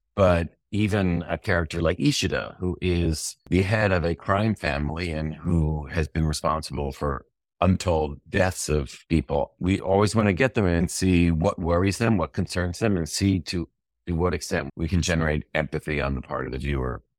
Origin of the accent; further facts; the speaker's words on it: United States; as an American